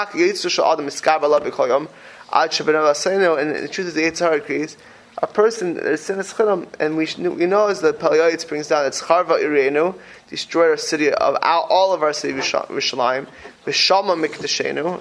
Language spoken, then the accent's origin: English; Miami Beach, Florida, United States; I grew up in Miami Beach, Florida, on Pine Tree Drive